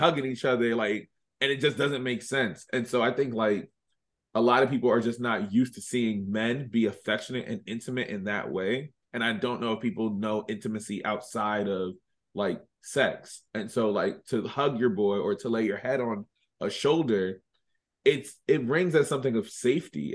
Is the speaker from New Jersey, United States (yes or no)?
no; Reading, Pennsylvania, United States; moved away as an adult; now in Philadelphia, United States; born and raised in Redding, Pennsylvania. I've been living in Philly for the last three and a half years now